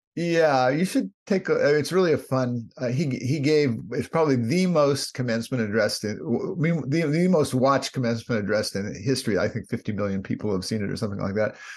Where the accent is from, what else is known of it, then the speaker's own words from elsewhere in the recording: Palo Alto, California, United States; also born or lived in New York; I was born in Palo Alto, grew up in Palo Alto, California